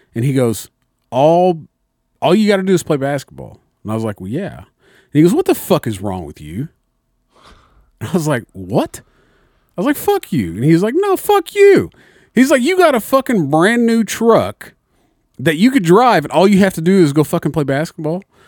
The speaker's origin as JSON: {"language": "English", "town": "Mitchell", "country": "United States", "tie": "born or raised there", "said": "in my hometown, Mitchell"}